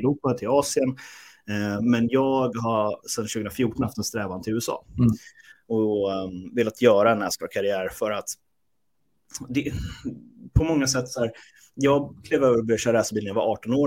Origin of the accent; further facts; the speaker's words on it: Sweden; Vi är svenskar.